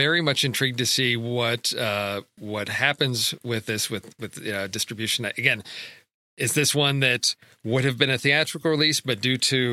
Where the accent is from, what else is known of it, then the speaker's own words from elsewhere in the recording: Chicago, Illinois, United States; growing up in Chicago in the 80s